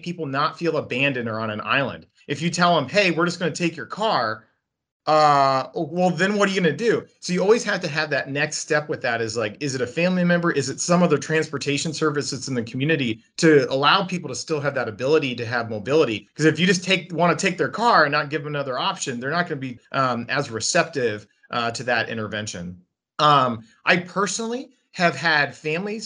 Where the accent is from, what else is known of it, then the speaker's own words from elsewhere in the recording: United States; as an American